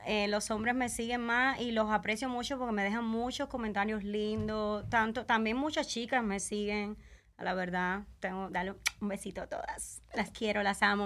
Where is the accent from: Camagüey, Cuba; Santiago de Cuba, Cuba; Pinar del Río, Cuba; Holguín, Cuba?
Camagüey, Cuba; now in Las Vegas, United States; Yo soy de Camagüey, Cuba